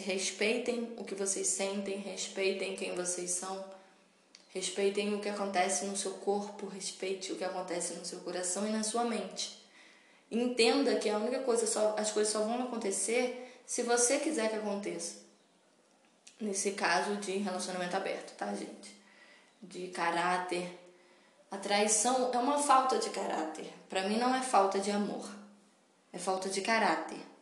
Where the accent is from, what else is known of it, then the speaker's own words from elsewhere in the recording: Petrópolis, Rio de Janeiro, Brazil; a cidade natal que é Petrópolis, minha cidade natal. Que é uma cidade do interior do Rio de Janeiro.